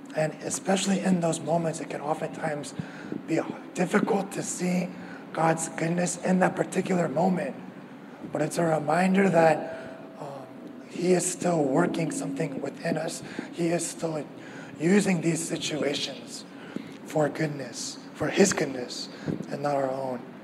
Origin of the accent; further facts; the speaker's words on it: the Bay Area, California, United States; moved away as an adult; also born or lived in Davis; now in Orange County, United States; I grew up in the Bay Area, um, and I went to school at UC Davis